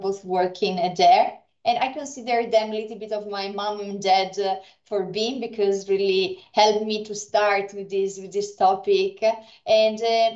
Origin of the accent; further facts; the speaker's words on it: Brescia, Lombardy, Italy; moved away; also born or lived in Finland; I studied in Italy at the University of Brescia. It is also my hometown.